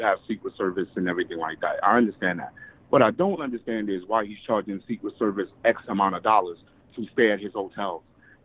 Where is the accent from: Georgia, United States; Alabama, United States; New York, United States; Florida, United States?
New York, United States; I'm a guy from New York.